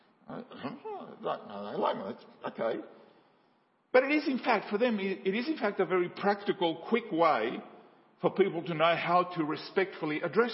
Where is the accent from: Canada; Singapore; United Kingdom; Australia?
Australia; also born or lived in Paraguay; I grew up in Paraguay and from the 70s and 80s when I've grown up in Australia